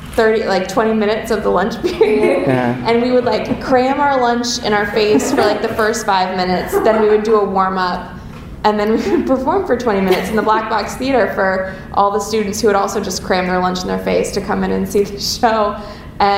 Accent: Chapel Hill, North Carolina, United States; now in Chicago, United States; I grew up in Chapel Hill, North Carolina

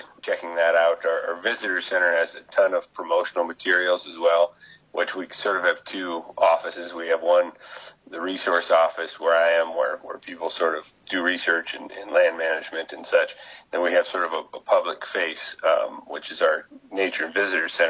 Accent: South Dakota, United States; also born or lived in New Mexico; now in Nebraska, United States; I'm from South Dakota, but the previous 5 years I was in New Mexico, and I've been here on my fifth year here.

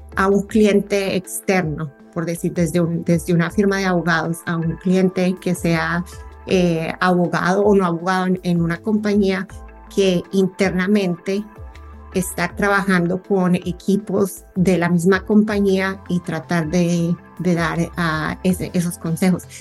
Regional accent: Colombia; now in United States; Yo soy colombiana, pero vivo en Estados Unidos y extraño muchísimo mi tierra en, estas épocas.

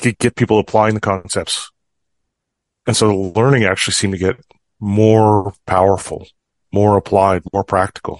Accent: Fort St. John, British Columbia, Canada; I grew up in Fort St. John

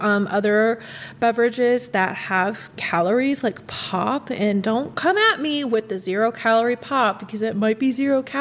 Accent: Midwest, United States; I'm from the Midwest

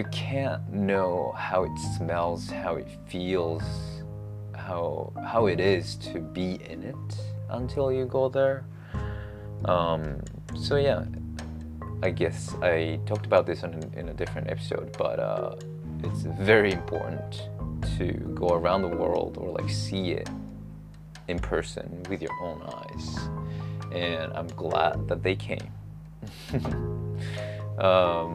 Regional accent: Osaka, Japan; also born or lived in Vancouver; Osaka, like my hometown

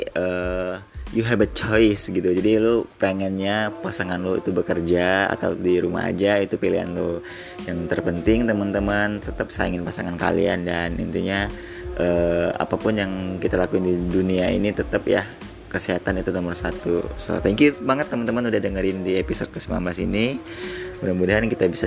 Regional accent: Manado, North Sulawesi, Indonesia; ya gue nih orang Manado ya misalnya yuk kita ke Manado atau Manado tahun depan

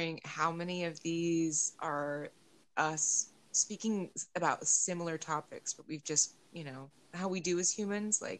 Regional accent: United States; I've loved being born American and like having my fantasies of my Irish ancestry

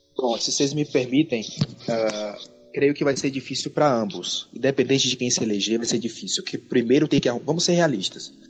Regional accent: Bahia, Brazil; now in São Paulo, Brazil; Como baiano

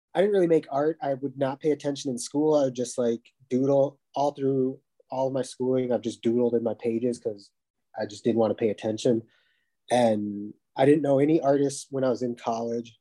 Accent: Minnesota, United States; now in Fargo, United States; I'm from Minnesota

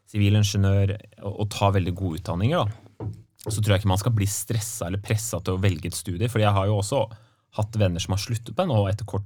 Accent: Nøtterøy, Vestfold, Norway; Ja, solkysten, vet du.

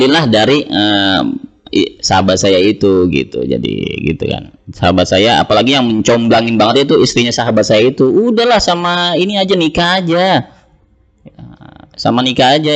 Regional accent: Jakarta, Indonesia; Uh, saya lahir di Jakarta ya. Walaupun uh, ayah saya dari Temanggung, ibu saya dari Ngawi. Jadi dua-duanya Jawa. Tapi uh, saya dibesarkan di Jakarta, orang Jawa tapi nggak bisa bahasa, bahasa Jawa.

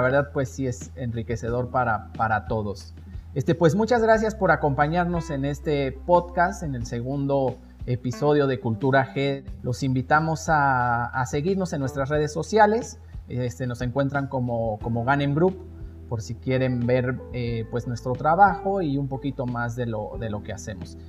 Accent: Mexico; como mexicanos

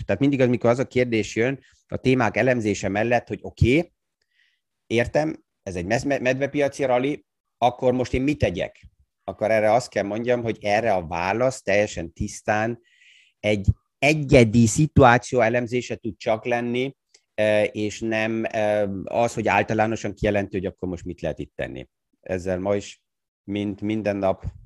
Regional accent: Austria; mint osztrák

